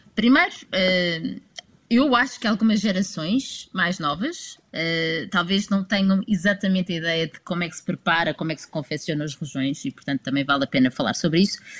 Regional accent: Lisbon, Portugal; eu sou alfacinha

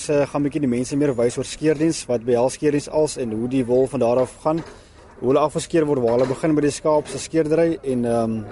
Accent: Lesotho; Ek kom uit Lesotho.

